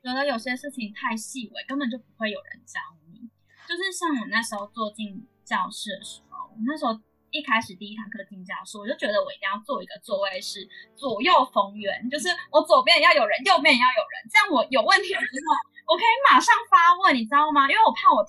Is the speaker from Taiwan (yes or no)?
yes; Taiwan; 但是我是来自台湾